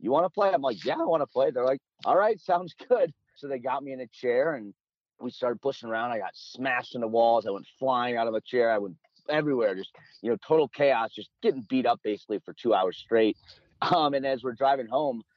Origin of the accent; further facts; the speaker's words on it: Minneapolis, Minnesota, United States; So I grew up in Minneapolis, Minnesota. A kid from Minnesota